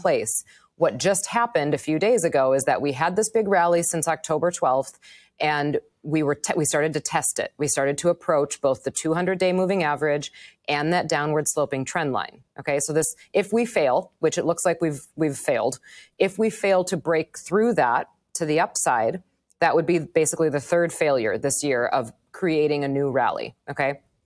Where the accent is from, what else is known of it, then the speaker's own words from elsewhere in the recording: Wisconsin, United States; moved away as an adult; also born or lived in Manhattan; now in New York, United States; I grew up in Wisconsin. I lived in Wisconsin until I was thirty-two years old.